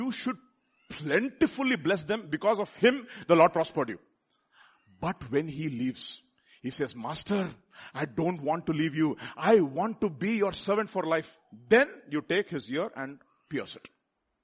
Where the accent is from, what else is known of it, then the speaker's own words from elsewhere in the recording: India; we are all Indian